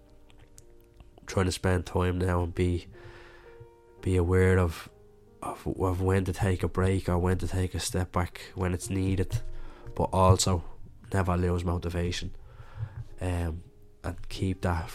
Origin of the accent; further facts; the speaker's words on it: Dublin, Leinster, Ireland; growing up in Catholic Dublin or Catholic Ireland, you're growing up with religion